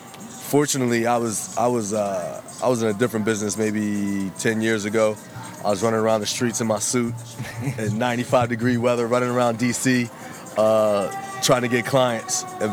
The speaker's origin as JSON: {"language": "English", "region": "New Jersey", "country": "United States", "said": "I'm from Jersey."}